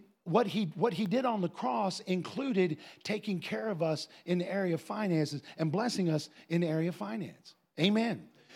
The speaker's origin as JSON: {"language": "English", "region": "Ohio", "country": "United States", "tie": "born or raised there", "said": "we grew up in a place where there were lots of farmers, Andy and I. We grew up in Northwest Ohio."}